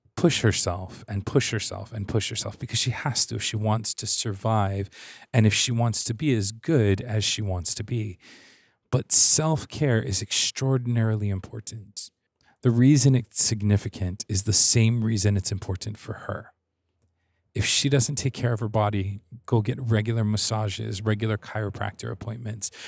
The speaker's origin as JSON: {"language": "English", "region": "Hawaii", "country": "United States", "said": "I'm from Hawaii, so we don't really have seasons"}